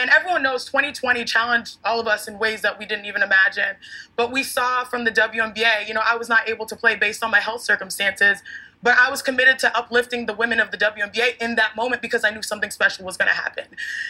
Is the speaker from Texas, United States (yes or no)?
yes; Houston, Texas, United States; Born and raised in Houston, Texas.